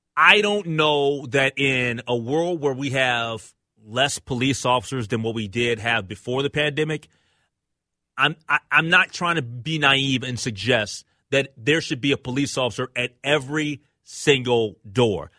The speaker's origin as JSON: {"language": "English", "town": "Minneapolis", "region": "Minnesota", "country": "United States", "said": "I'm from North Minneapolis"}